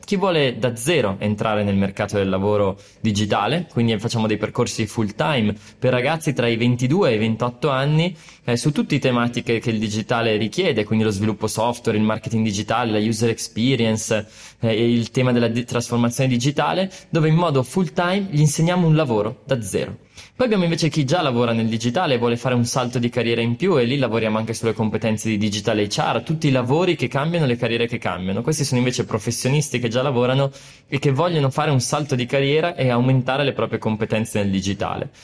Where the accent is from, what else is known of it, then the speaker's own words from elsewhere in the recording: Brescia, Lombardy, Italy; sono partito da, da Brescia, perché sono nato lì